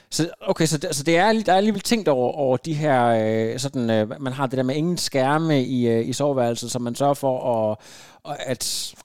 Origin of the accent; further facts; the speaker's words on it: Denmark; er vi danskere